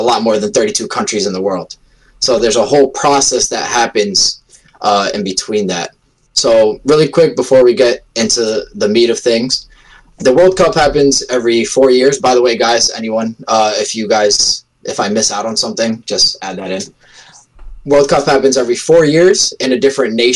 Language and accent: English; United States; born in America, Portuguese family